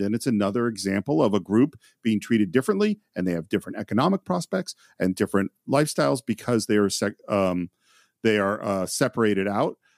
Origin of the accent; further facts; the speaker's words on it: Marin County, California, United States; I grew up in Marin County, California